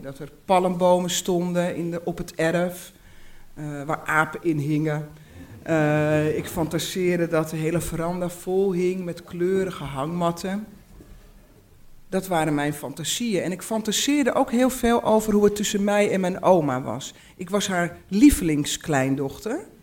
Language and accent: Dutch; Uithoorn, North Holland, Netherlands; born or raised there; also born or lived in Amsterdam, Netherlands